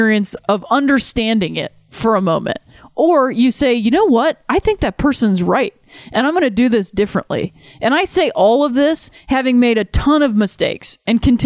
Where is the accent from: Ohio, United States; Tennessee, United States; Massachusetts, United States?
Ohio, United States; Cleveland; moved away; going back and cheering for my hometown team